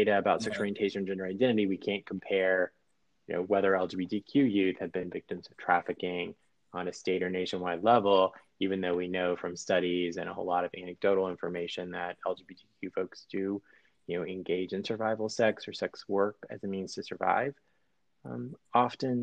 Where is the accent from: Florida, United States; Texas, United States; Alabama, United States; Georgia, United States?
Georgia, United States; moved away as an adult; also born or lived in Anchorage, Alaska; I grew up in Georgia and finished law school in Georgia and then moved to Anchorage, Alaska, of all places.